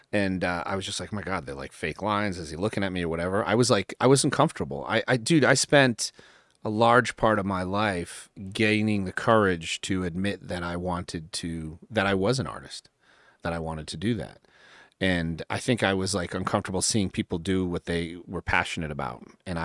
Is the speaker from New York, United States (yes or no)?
yes; New York, United States; born there; Well, I was born in New York, actually, when I was really little.